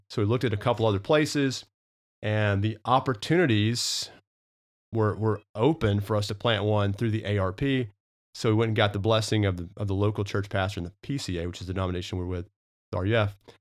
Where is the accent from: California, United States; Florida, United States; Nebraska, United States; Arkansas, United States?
Arkansas, United States; moved away as an adult; also born or lived in Knoxville, Tennessee / Charlotte, North Carolina; now in Oklahoma, United States; I always thought I'd kinda end up in Arkansas, back home